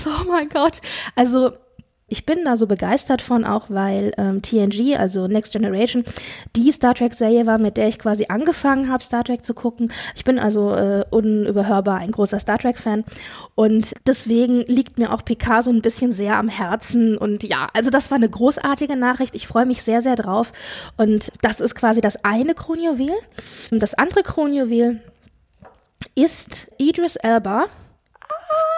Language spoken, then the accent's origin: German; Frankfurt, Hesse, Germany; wir kommen beide aus der Frankfurter Region, beziehungsweise Frankfurt